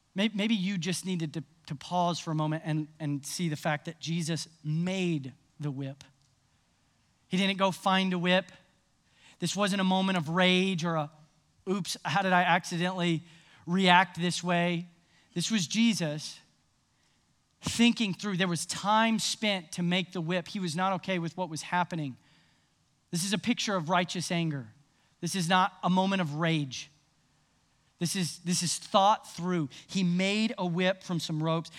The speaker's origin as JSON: {"language": "English", "town": "Nashville", "region": "Tennessee", "country": "United States", "tie": "born or raised there", "said": "I grew up in Nashville"}